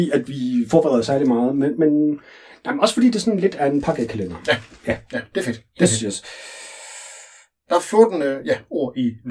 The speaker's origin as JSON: {"language": "Danish", "town": "Vejle", "region": "Southern Denmark", "country": "Denmark", "lives_now": "Copenhagen, Denmark", "said": "Jeg kommer oprindeligt fra Vejle, men har boet i København en del år, oven i købet på Østerbro."}